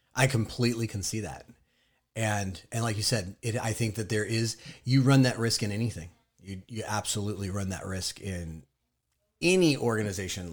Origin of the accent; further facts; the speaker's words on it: Southern California, United States; I am also from Southern California